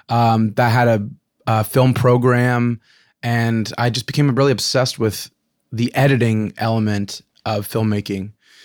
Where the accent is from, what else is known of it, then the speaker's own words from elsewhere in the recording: California, United States; Well, I'm from Orange County originally, in California, and music was always a hobby.